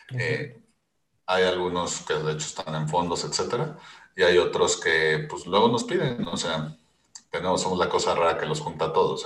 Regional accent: Mexico

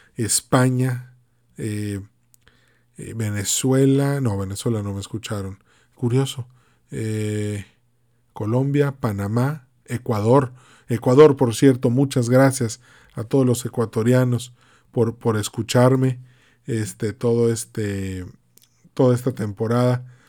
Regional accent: Mexico; México, pues mi país de origen, un país al que amo muchísimo

